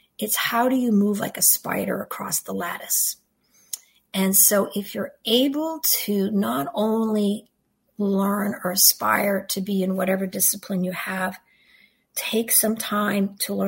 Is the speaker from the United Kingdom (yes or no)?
no; Canada; first language French; English is a second language; First of all, English is not my first language. I'm French Canadian, so I spoke French for my first 5 years.